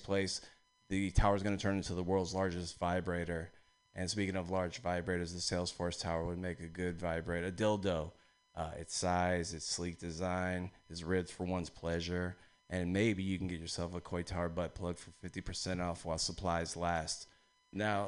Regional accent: East Bay, California, United States; I'm from the East Bay

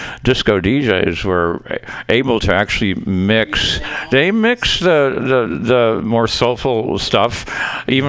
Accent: Chicago, Illinois, United States; moved away; I'm from Chicago

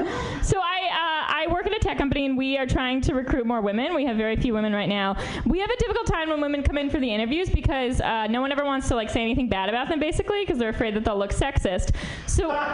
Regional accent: New York, United States; now in San Francisco, United States; I'm from New York originally

